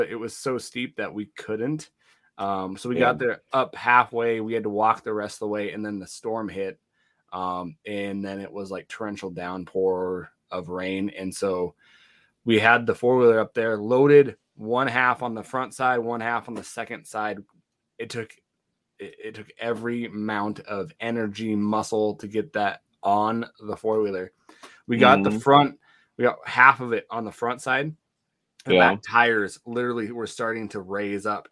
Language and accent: English; Montana, United States; I'm from Montana